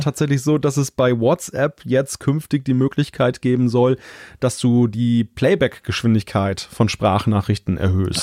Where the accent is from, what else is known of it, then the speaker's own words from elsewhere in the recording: Northern Germany, Germany; ich als Norddeutscher